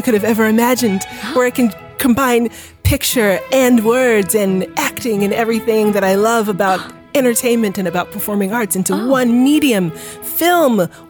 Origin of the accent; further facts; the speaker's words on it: Philadelphia, Pennsylvania, United States; now in Los Angeles, United States; I am from Philadelphia.